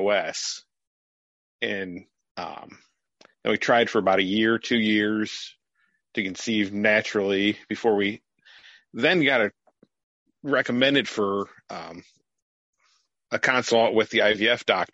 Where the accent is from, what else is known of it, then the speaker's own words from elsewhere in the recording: Fremont, Ohio, United States; I'm from Fremont, Ohio, a very small town about a half hour away from Cedar Point